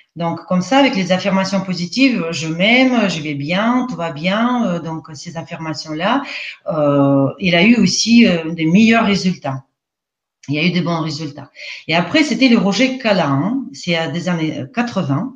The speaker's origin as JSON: {"language": "French", "country": "Russia", "tie": "born or raised there", "accent": "Russian", "second_language": "French", "moved": "as an adult", "lives_now": "France", "said": "je ne suis pas française. Je suis née en Russie, je suis russe. Euh, j'ai passé euh, la plupart de ma vie en Russie, donc d'où mon accent aujourd'hui en français"}